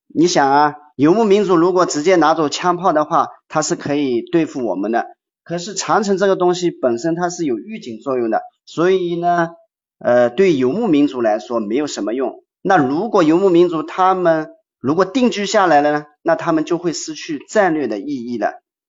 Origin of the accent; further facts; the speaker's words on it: China; 在我们中国